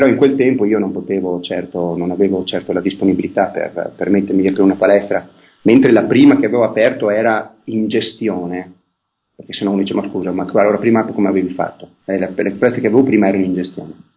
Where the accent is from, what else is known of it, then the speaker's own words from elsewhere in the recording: province of Vicenza, Veneto, Italy; io sono nato nel millenovecentosessantaquattro in provincia di Vicenza